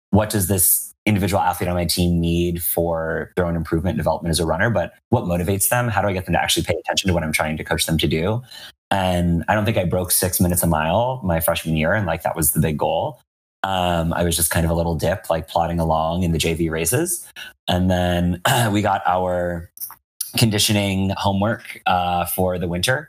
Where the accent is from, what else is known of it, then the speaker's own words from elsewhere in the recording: Western Massachusetts, United States; now in San Francisco, United States; I grew up in Western Massachusetts